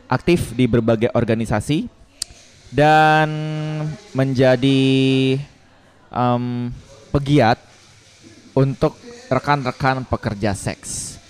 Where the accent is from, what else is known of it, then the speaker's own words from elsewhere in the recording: Bali, Indonesia; saya adalah transpuan kebetulan saya asli Bali kak